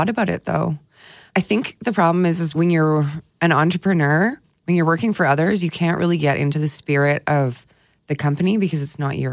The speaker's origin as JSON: {"language": "English", "town": "Edmonton", "region": "Alberta", "country": "Canada", "also_born_or_lived": "Toronto / Vancouver", "moved": "yes", "said": "I'm originally from Edmonton, so I didn't want to move back to Edmonton"}